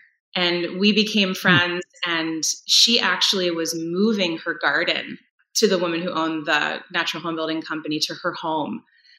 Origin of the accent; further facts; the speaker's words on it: East Coast, United States; moved away as an adult; now in Wisconsin, United States; I've been in Wisconsin now for about 18 years. So it definitely feels like home. But I grew up on the East Coast and moving around a little bit.